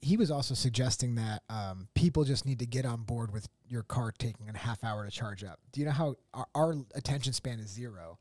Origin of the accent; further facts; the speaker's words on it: Pennsylvania, United States; moved away; also born or lived in Myrtle Beach; I grew up in Pennsylvania